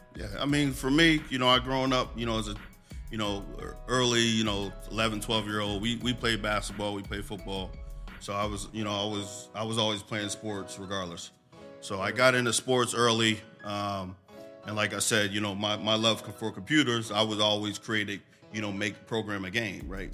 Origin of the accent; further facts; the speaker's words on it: Allentown, Pennsylvania, United States; I come from Allentown, this, you know, born and raised.